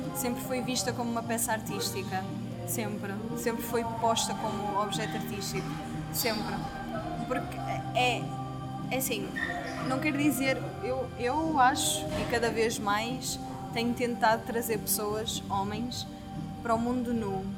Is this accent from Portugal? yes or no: yes; Portugal; sou portuguesa